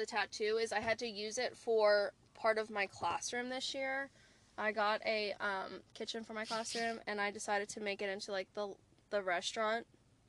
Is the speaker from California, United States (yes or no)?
no; New Orleans, Louisiana, United States; I'm originally from New Orleans, and when my dad was growing up, his family had a restaurant, and it was called Linfants.